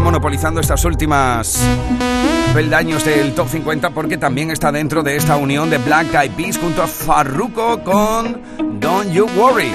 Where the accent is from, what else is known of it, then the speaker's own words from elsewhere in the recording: Punta Umbría, Andalusia, Spain; mi tierra